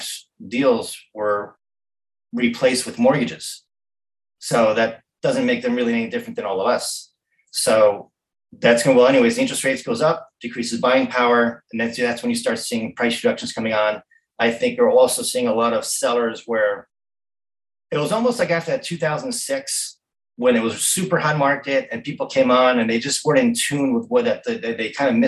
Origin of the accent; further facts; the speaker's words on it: Montauk, New York, United States; growing up in Montauk